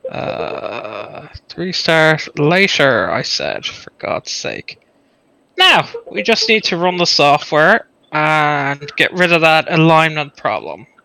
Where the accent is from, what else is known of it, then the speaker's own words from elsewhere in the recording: Ireland; because I'm Irish, yeah.